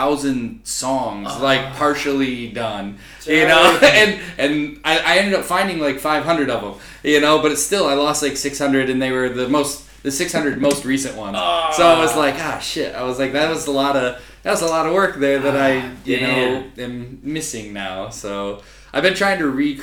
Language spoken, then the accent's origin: English; Grand Rapids, Michigan, United States; moved away as an adult; also born or lived in Shanghai, China; I'm from Grand Rapids, Michigan originally